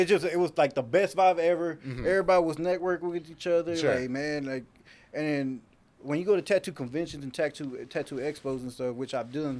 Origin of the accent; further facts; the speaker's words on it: Waco, Texas, United States; And I just kept that 254 on it. Just let people know, hey, I'm from the Waco